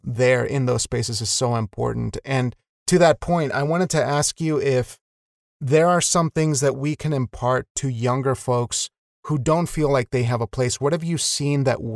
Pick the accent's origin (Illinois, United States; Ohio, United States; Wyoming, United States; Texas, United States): Wyoming, United States; I'm from Wyoming